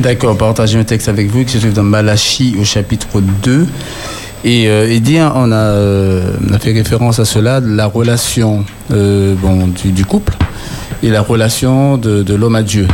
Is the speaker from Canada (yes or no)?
no; Martinique; je suis martiniquais